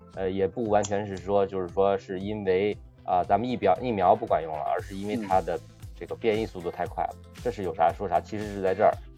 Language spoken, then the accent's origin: Chinese; Hebei, China; 我们是河北的嘛，到这边封城的话，我们是大年初二封的城